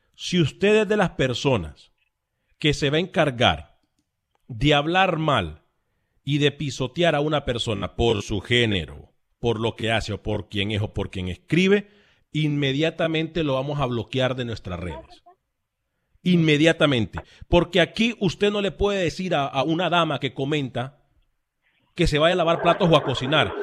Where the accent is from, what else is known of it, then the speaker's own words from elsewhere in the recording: Honduras; su servidor de Honduras